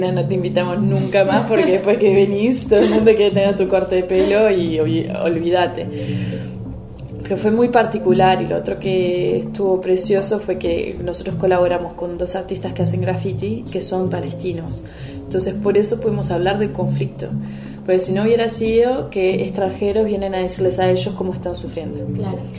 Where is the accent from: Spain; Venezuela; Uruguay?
Uruguay; la gente me decía, ah, sos latina, y yo no, soy uruguaya. Para mí latino era la parte norte de América del Sur y América Central.